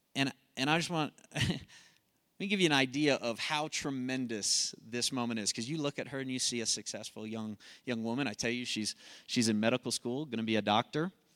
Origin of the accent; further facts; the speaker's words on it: Colorado, United States; I'm from Colorado